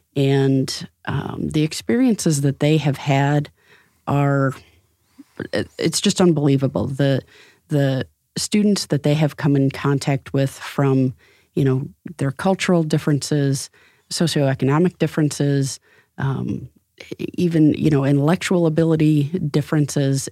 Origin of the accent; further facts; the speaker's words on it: Rockford, Illinois, United States; now in Fort Wayne, United States; I grew up in Rockford, Illinois